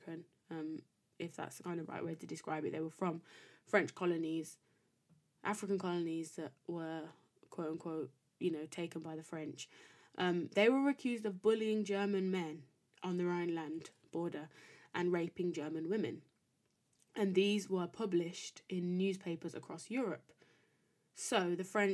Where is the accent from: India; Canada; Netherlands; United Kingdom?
United Kingdom; being British by nationality, or, you know, by country of birth and raising